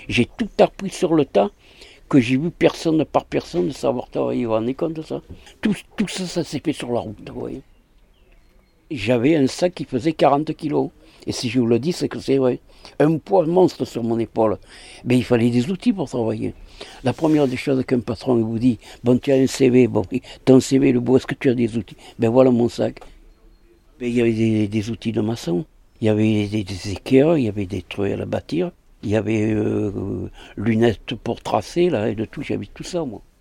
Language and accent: French; Aix-en-Provence, Provence-Alpes-Côte d'Azur, France; born there; je suis né le 5-5-47 à Aix-en-Provence.